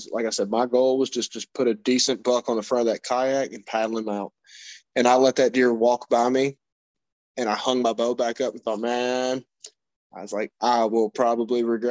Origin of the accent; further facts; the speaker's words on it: Kentucky, United States; moved away as an adult; now in Indiana, United States; I live in Indiana currently. I'm from Kentucky. I've lived there my entire life